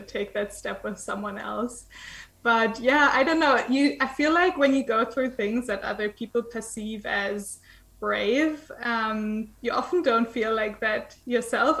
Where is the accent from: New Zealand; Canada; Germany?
Germany; eastern Germany; moved away; I was born in Eastern Germany